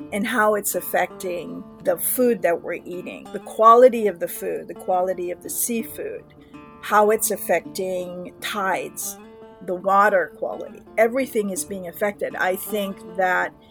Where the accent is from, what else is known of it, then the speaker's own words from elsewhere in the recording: Hawaii, United States; I was born and raised in Hawaii